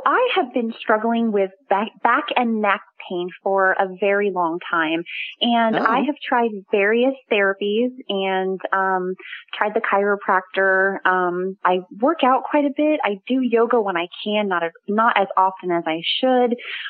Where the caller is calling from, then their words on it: Long Beach, California, United States; I'm calling from Long Beach, California.